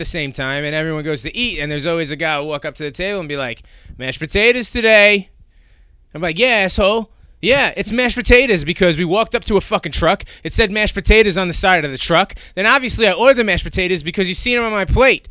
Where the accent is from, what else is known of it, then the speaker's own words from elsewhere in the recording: New York, United States; I'm from New York